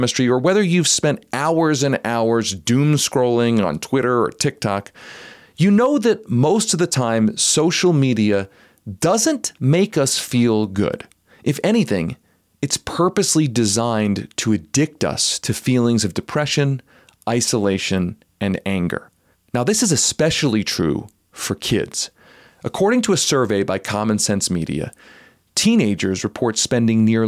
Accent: Philadelphia, Pennsylvania, United States; moved away as an adult; also born or lived in New Haven, Connecticut; now in Denver, United States; I was actually born in Connecticut, but being grown up in Philadelphia

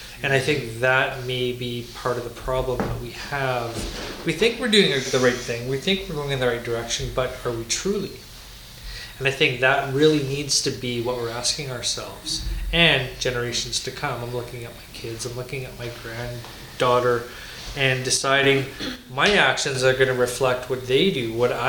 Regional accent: Calgary, Alberta, Canada; also born or lived in Vancouver Island; Growing up in Forest Lawn

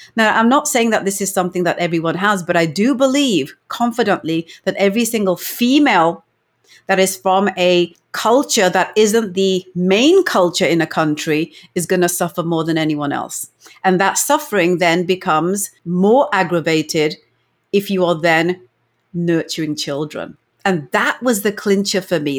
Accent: England, United Kingdom; moved away as an adult; now in Canada; I was born and brought up in England

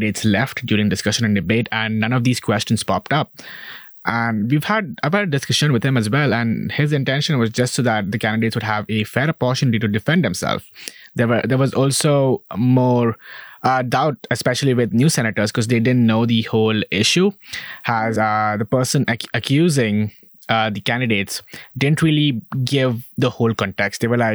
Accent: India; moved away as an adult; now in United States; I'm from India. I am a brown person.

